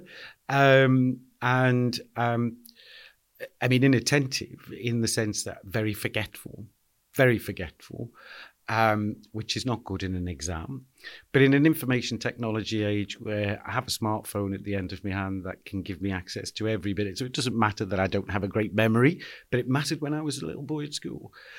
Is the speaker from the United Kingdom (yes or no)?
yes; Liverpool, North West England, United Kingdom; I was born and bred in Anfield